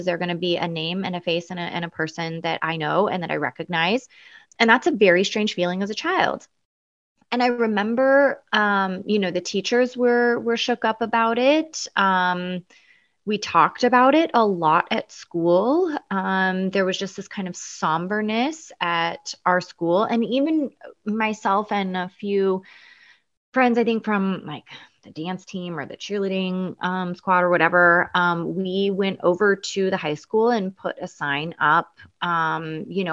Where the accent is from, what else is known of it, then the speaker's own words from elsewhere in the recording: Eugene, Oregon, United States; I grew up in Eugene, Oregon.